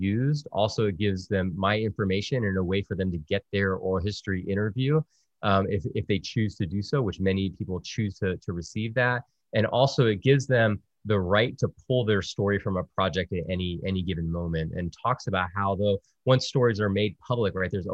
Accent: South Texas, United States; also born or lived in Virginia; growing up as a Salva Puerto Rican kid in South Texas

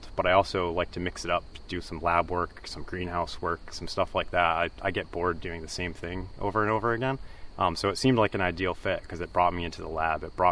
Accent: Utica, New York, United States; I'm from the Utica area

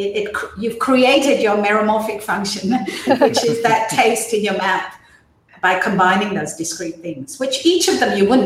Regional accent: Myanmar; born there; So as I said, I was born in Burma.

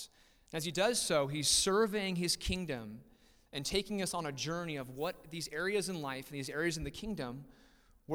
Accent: Riverside, United States; we were somewhat born and raised in Riverside. I spent majority of my childhood in Riverside

